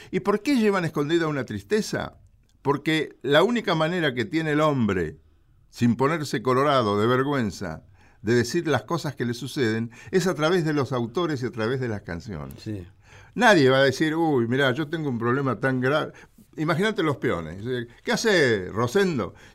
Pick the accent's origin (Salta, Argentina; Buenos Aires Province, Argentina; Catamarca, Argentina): Buenos Aires Province, Argentina; Villa Ballester; yo viví en Villa Ballester. Está bien. Crecí en Villa Ballester.